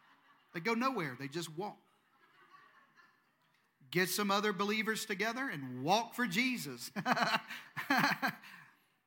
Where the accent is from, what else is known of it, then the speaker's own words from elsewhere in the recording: Eastern Arkansas, United States; moved away; I'm from Eastern Arkansas